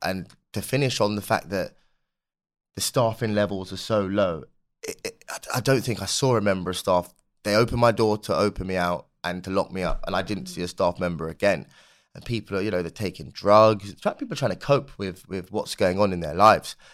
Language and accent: English; London, United Kingdom; a young black kid growing up in London